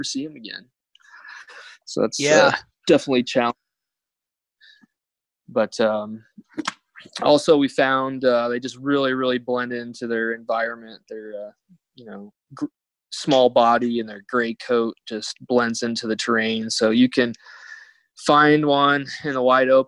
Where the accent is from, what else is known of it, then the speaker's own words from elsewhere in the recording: Arizona, United States; also born or lived in Montana; I grew up in Arizona